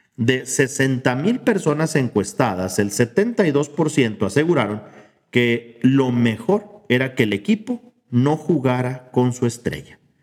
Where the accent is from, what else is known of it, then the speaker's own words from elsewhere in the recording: Mexico; como mexicanos